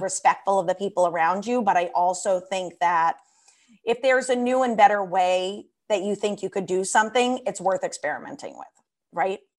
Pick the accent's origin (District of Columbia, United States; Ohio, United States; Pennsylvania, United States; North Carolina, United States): District of Columbia, United States; Washington; moved away; I grew up in Washington, D C, on Capitol Hill, right by the Capitol, U S Capitol